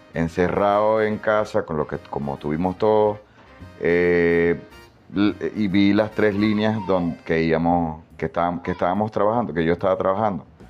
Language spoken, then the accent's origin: Spanish; Maracaibo, Zulia, Venezuela; más que venezolano pues, me puedo identificar como maracucho